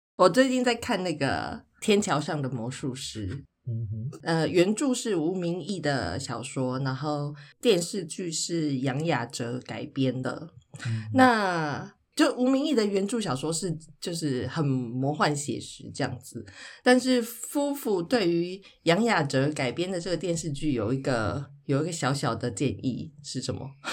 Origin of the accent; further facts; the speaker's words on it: Taichung, Taiwan; 小时候跟外公外婆住，然后后来搬回大城市的时候，我也是，台中也是一个大城市啦